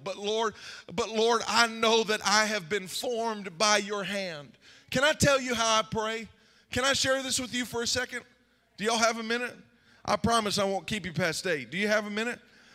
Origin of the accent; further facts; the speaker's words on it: Zanesville, Ohio, United States; I grew up here. I grew up in Zanesville